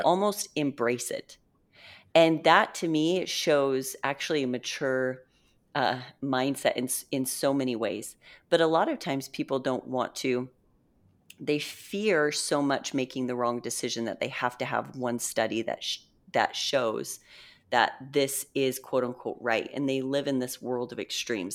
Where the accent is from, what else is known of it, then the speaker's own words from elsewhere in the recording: Utah, United States; I'm from Utah